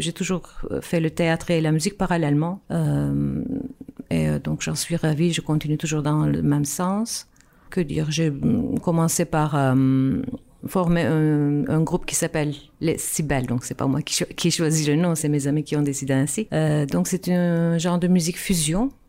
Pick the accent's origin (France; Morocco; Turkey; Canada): Turkey; Istanbul; French is a second language; moved away as an adult; now in Brussels, Belgium; moi, je viens d'Istanbul, en fait. Je suis née en Turquie, à Istanbul, des parents musiciens. Et donc, j'ai commencé à faire euh, de la musique, des instruments, du violon, du hautbois quand j'étais petite